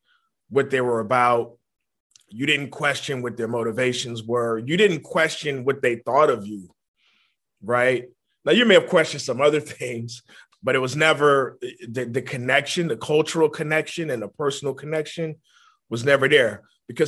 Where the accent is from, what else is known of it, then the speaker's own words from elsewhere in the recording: New Orleans, Louisiana, United States; I was born in New Orleans, Louisiana, in the Ninth Ward in particular